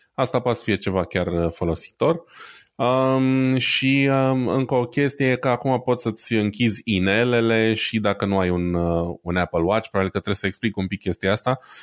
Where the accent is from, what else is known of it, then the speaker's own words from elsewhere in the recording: Brașov, Brașov County, Romania; eu sunt brașovean